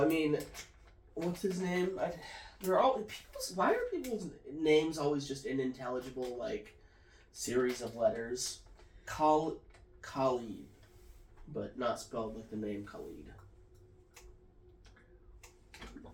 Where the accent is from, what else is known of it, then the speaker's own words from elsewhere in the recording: United States; As an American